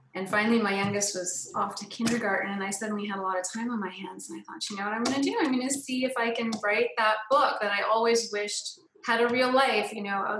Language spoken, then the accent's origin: English; Canada; moved away; I'm from Canada originally